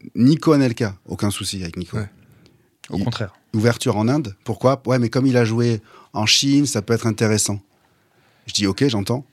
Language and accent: French; France; en tant que Français